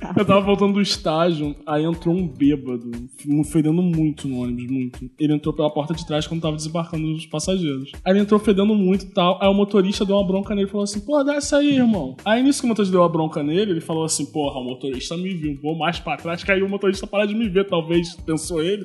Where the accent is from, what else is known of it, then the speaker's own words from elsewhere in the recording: Rio de Janeiro, Brazil; Eu sou do Macaco. Eu sou do Lins